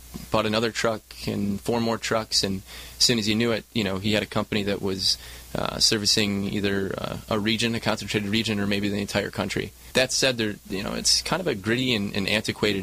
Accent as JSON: {"language": "English", "region": "Michigan", "country": "United States", "tie": "born or raised there", "also_born_or_lived": "Chicago", "moved": "as an adult", "lives_now": "Southern California, United States", "said": "Born and raised in Michigan"}